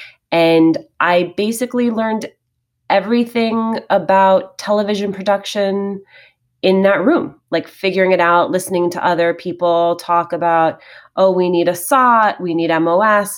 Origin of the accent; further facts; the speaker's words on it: Union City, New Jersey, United States; I grew up in Union City, New Jersey